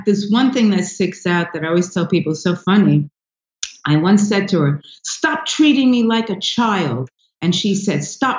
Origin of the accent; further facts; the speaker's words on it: Bronx, New York, United States; born there; oh, I was born in the Bronx, and then people go, where?